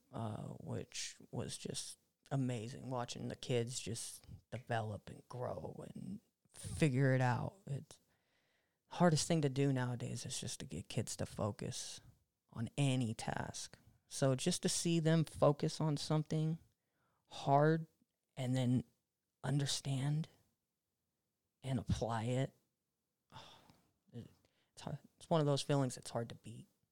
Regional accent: Monterey, California, United States; now in Fresno, United States; I moved from Fresno to Monterey

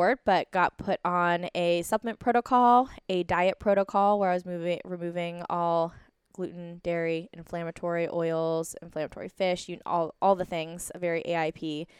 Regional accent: East Coast, United States; I grew up on the East Coast, very traditional medicine, going to the primary care doctor, so I didn't understand.

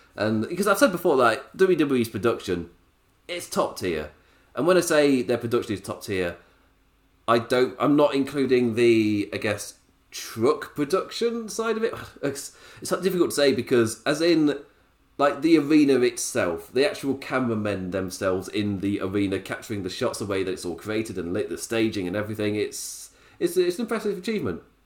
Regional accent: England, United Kingdom; me being English

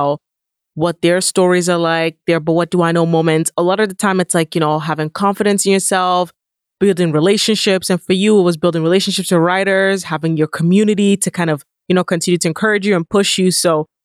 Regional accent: Nigeria; moved away; I'm Nigerian.

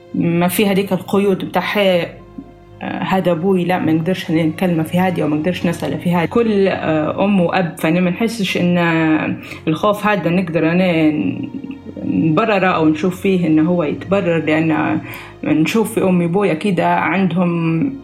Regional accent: Libya; العادات والتقاليد الموجودة عندنا في ليبيا

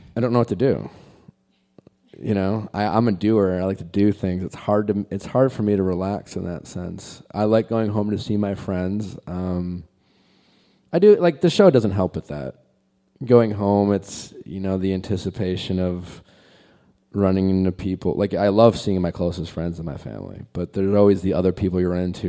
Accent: Milwaukee, Wisconsin, United States; moved away as an adult; I grew up in Milwaukee and lived in Milwaukee most, in all through my twenties

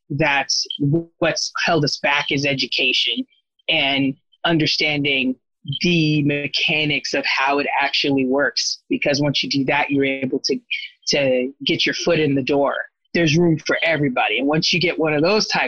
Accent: Corona, California, United States; also born or lived in Tampa, Florida; I was born in Tampa, Florida, but then my mom moved us out to SoCal, Southern California, when I was a kid. And I pretty much was raised in Corona, California

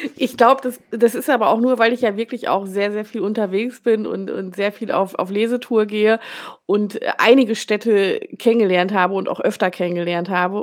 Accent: Rheda-Wiedenbrück, North Rhine-Westphalia, Germany; now in Bielefeld, Germany; Also ich wohne in Bielefeld, ich komme aber aus reda -Wiedenbrück.

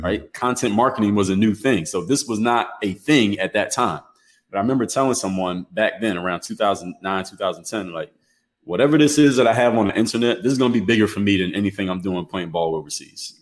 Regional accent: Philadelphia, Pennsylvania, United States; moved away as an adult; now in Miami, United States; I come from the city of Philadelphia, Pennsylvania, uh, now reside in Miami, Florida

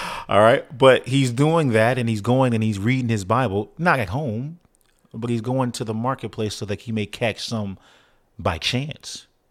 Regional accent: San Antonio, Texas, United States; I'm actually from San Antonio, Texas

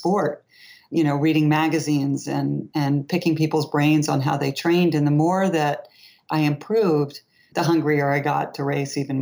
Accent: Long Island, New York, United States; also born or lived in Boston; I grew up in Long Island

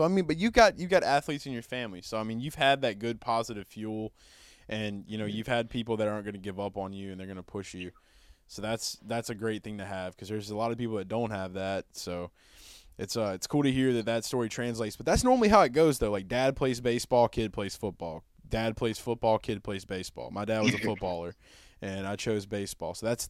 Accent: Hammond, Louisiana, United States; So with growing up in Hammond, man, I mean, like, I know that, you know, other than Southeastern, really, the next place that people are going to be looking at for, like, football is going to be, like, LSU and stuff.

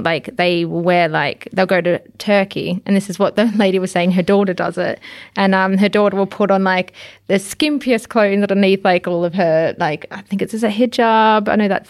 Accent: Victoria, Australia; I am from the Yarra Valley, so I should know my wine.

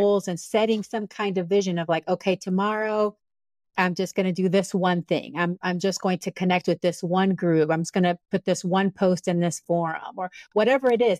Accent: Panama; moved away; I'm from Panama originally

